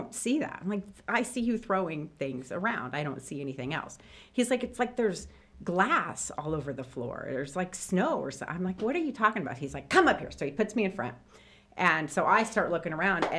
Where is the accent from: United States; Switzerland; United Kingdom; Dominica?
United States; Clinton, Indiana; moved away as an adult; also born or lived in South Carolina; I grew up in Clinton, Indiana, and so it's like 45 minutes from here